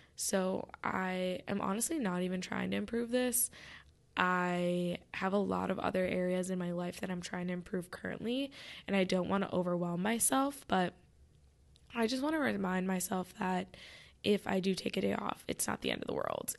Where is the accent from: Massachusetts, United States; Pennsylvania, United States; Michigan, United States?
Michigan, United States; I'm from Michigan.